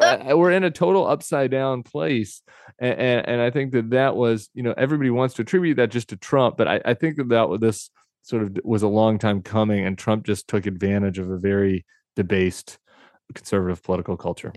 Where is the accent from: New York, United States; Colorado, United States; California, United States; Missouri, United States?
Colorado, United States; I came from Colorado, I lived in the suburbs